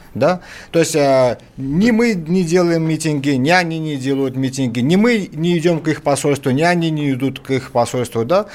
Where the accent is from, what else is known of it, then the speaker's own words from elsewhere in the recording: Baku, Azerbaijan; now in Russia; Я вот сам родом из Баку, армянин